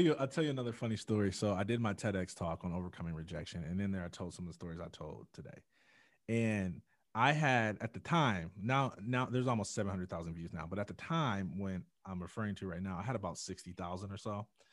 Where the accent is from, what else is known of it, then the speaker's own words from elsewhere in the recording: Jackson, Michigan, United States; growing up in Jackson, Michigan